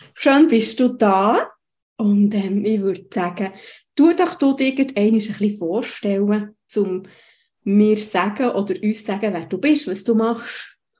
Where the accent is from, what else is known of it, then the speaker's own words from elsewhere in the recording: Switzerland; bei uns in der Schweiz